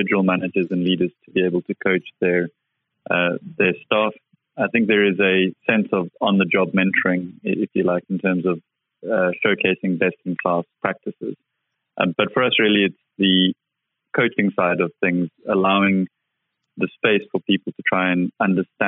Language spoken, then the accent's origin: English; South Africa; I grew up in South Africa and he used to run mines all over Southern Africa